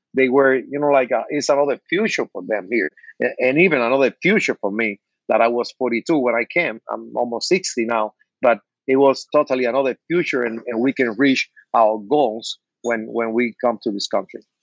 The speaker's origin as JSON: {"language": "English", "country": "Cuba", "tie": "born or raised there", "second_language": "English", "moved": "as an adult", "lives_now": "Miami, United States", "said": "I was born in Cuba, and I, I came to the state with with 42 years old, almost 20 years ago."}